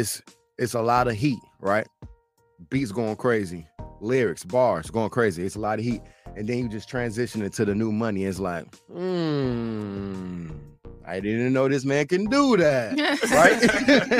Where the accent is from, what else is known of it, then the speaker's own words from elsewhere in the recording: Joliet, Illinois, United States; Joliet, my hometown